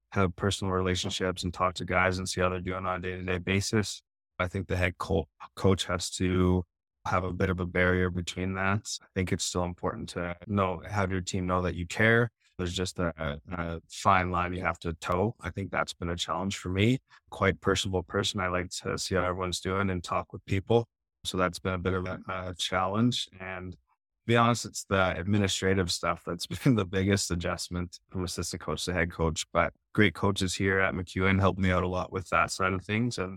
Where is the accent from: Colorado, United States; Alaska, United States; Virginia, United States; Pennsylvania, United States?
Alaska, United States; Yeah, it was a pretty cool childhood. I grew up on a homestead, so our closest neighbor was a couple kilometers away.